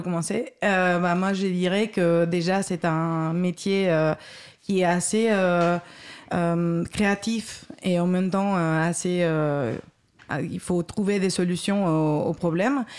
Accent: Basque Country, Spain; moved away as an adult; also born or lived in Madrid, Spain; j'ai fait mes études en Espagne, au Pays Basque espagnol, ingénieure ingénieur en informatique, 5 ans. Et après, j'ai travaillé 3 ans à Madrid

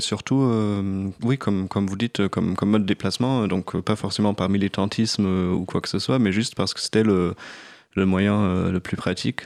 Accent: Göttingen, Lower Saxony, Germany; French is a second language; moved away as an adult; also born or lived in Bremen, Germany / Freiburg, Germany / Dresden, Germany; now in Paris, France; j'ai grandi à Göttingen

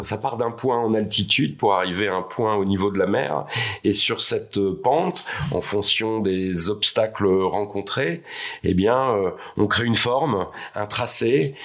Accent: Tours, Centre-Val de Loire, France; Je suis né euh, à Tours, sur les bords de Loire.

